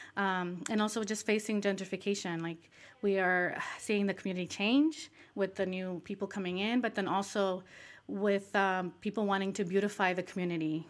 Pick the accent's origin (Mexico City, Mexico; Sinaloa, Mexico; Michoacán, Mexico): Michoacán, Mexico; now in United States; Michoacan, which is a southern state in, in Mexico, which I also am from, Michoacan